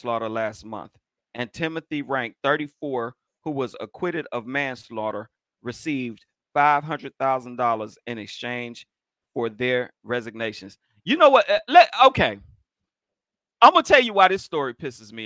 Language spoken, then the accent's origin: English; Miami, Florida, United States; moved away as an adult; now in Long Beach, United States; being from Florida, I wasn't used to. See, I'm from Miami.